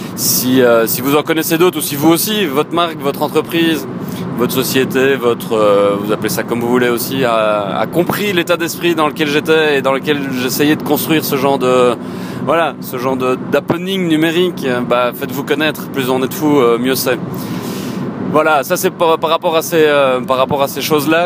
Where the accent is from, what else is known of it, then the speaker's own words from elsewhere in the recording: Éghezée, Wallonia, Belgium; je le fais depuis Yegeze, mon bled, au cheval blanc